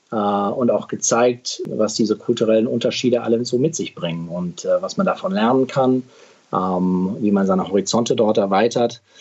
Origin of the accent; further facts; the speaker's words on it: Midwest, United States; Ich bin in Amerika aufgewachsen. Ich bin dahin gezogen als Zehnjähriger äh, im Mittleren Westen